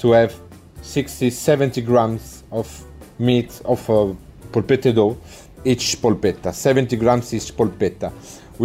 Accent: Italy; now in United Kingdom; I come from Italy

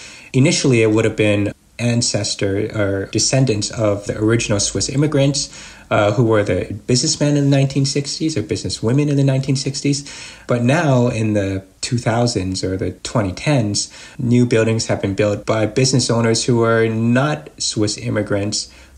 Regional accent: Seattle, Washington, United States; For me as an American, the town was like a lot of the weekend towns that I would go to as a child growing up in Seattle.

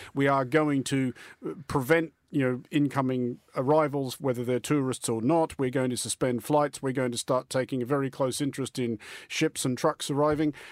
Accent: Australia; moved away as an adult; now in United Kingdom; as an Australian interloper in this country

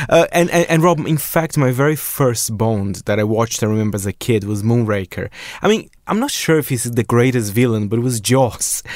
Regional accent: Brazil; now in United Kingdom; my home country, Brazil

